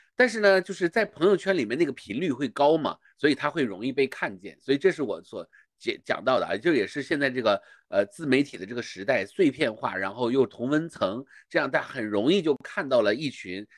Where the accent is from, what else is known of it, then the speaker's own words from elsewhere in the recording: China; 我是一个中国人的视角